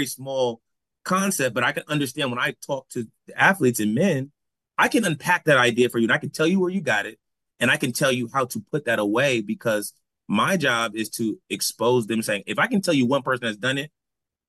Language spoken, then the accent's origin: English; New Haven, Connecticut, United States; moved away; growing up in New Haven